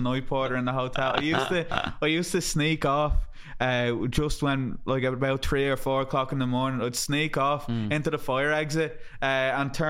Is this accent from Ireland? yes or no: yes; Ireland; being an Irish person in America